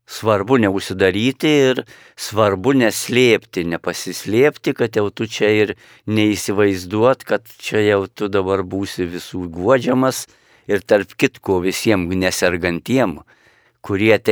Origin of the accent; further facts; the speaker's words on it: Lithuania; mes kaip lietuviai